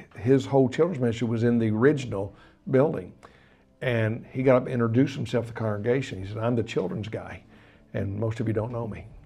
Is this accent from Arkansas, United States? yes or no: yes; Arkansas, United States; moved away as an adult; also born or lived in Colorado / Tulsa, Oklahoma; I was from Arkansas